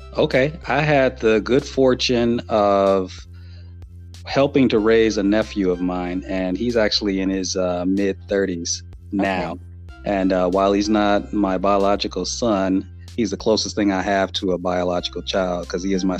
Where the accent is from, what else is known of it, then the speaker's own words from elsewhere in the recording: Los Angeles, California, United States; living born and raised in Southern California in Los Angeles